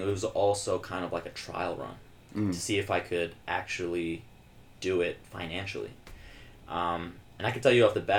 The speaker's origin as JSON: {"language": "English", "town": "Floral Park", "region": "New York", "country": "United States", "tie": "born or raised there", "said": "both my parents are from the Philippines. I'm first generation American, and you know, grew up here in the great town of Floral Park."}